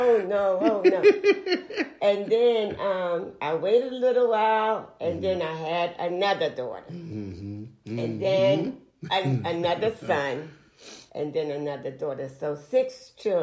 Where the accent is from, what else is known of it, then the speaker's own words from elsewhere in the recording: Philadelphia, Pennsylvania, United States; moved away as an adult; now in Texas, United States; I was born in Philadelphia in Temple Hospital. That's where my mother had me at.